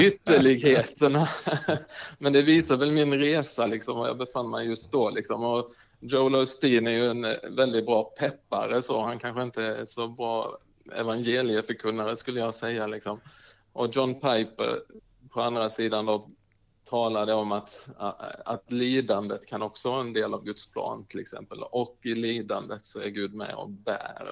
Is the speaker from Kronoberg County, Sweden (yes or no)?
yes; Markaryd, Kronoberg County, Sweden; also born or lived in Uppsala; now in Bankeryd, Sweden; där jag faktiskt gick hemma i Markaryd